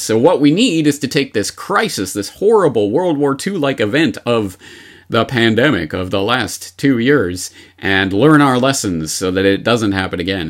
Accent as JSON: {"language": "English", "town": "Seattle", "region": "Washington", "country": "United States", "tie": "born or raised there", "said": "my hometown of Seattle"}